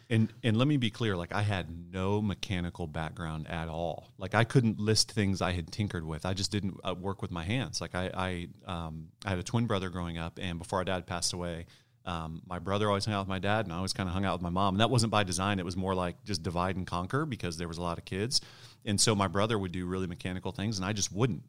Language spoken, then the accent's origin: English; Ohio, United States; also born or lived in Michigan; I grew up in Ohio, born in Michigan